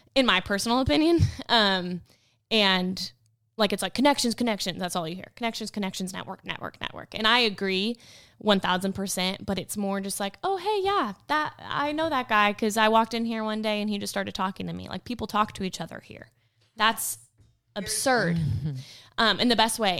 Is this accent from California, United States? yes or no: yes; California, United States; now in Tennessee, United States; I grew up in California